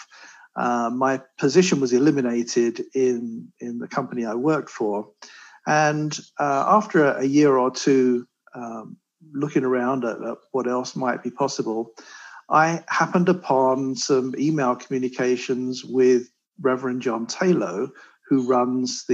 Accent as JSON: {"language": "English", "region": "London", "country": "United Kingdom", "tie": "born or raised there", "moved": "yes", "lives_now": "California, United States", "said": "you can probably tell from my accent, I'm not a California native here. I was born and raised in London, England"}